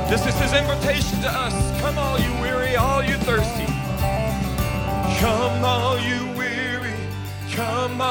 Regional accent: North Louisiana area, South Arkansas, United States; I grew up down in South Arkansas, North Louisiana area

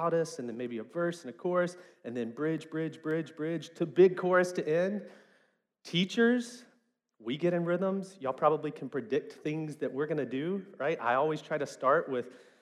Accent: West Memphis, Arkansas, United States; growing up in West Memphis, especially in the 90s

